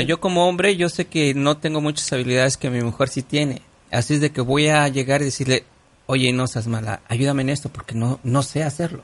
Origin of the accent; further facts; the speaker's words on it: Mexico; now in United States; yo soy mexicano